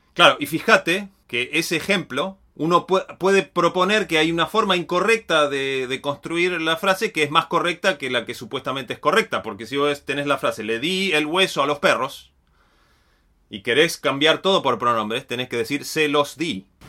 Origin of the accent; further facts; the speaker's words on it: Río Negro, Argentina; Yo soy de Río Negro